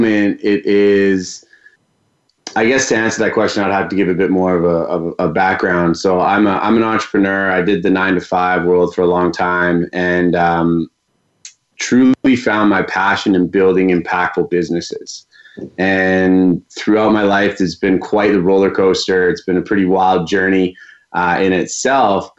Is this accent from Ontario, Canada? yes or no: no; Vancouver, British Columbia, Canada; I'm born and raised in Vancouver, BC